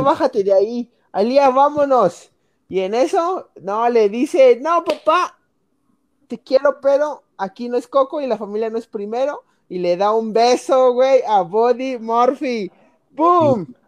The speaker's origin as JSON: {"language": "Spanish", "country": "Mexico", "said": "somos mexicanos"}